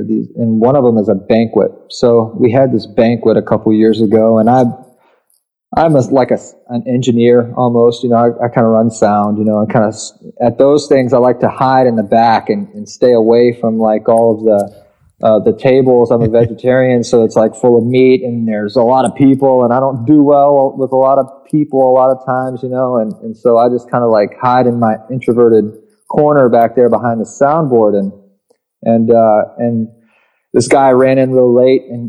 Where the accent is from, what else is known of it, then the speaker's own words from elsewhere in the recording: Richmond, Virginia, United States; I grew up in Richmond, Virginia